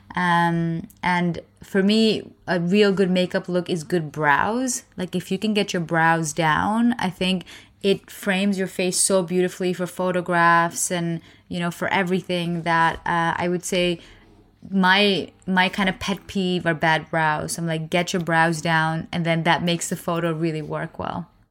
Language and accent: English; India; I'm Indian